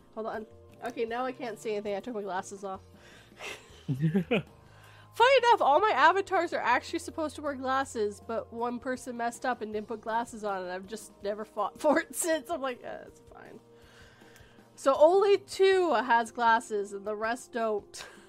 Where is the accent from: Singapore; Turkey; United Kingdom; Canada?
Canada; we have a way smaller population. It's tiny up here.